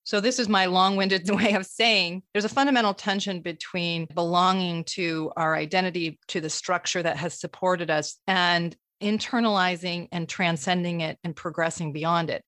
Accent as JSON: {"language": "English", "region": "Vermont", "country": "United States", "tie": "born or raised there", "said": "I was born in Vermont"}